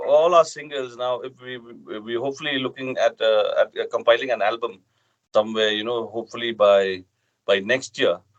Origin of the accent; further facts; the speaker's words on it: Northeast India, India; we are Dymbur from Northeast India.